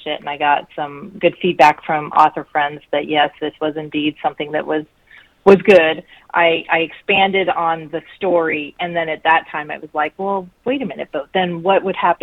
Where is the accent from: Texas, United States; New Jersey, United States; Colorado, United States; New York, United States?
Colorado, United States; Colorado Springs; I grew up in Colorado, so I actually was born in Colorado Springs